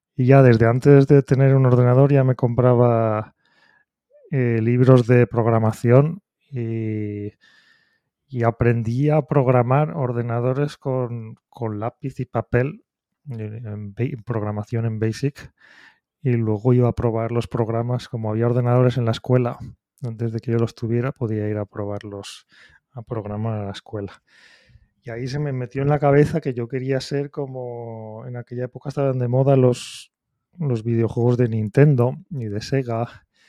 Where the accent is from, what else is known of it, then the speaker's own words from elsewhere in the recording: Spain; moved away as an adult; now in Japan; soy, el, español, un español que lleva aquí, llevo casi 20 años en Japón